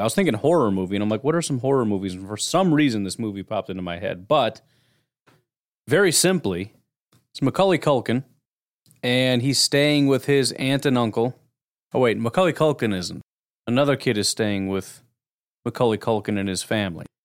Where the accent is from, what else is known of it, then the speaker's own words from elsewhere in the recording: Illinois, United States; I grew up in Illinois.